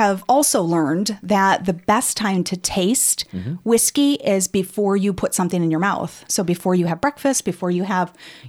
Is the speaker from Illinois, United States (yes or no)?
yes; Rockford, Illinois, United States; Growing up in Rockford, I had no idea that this actually happened and that we had a huge distillery here in Rockford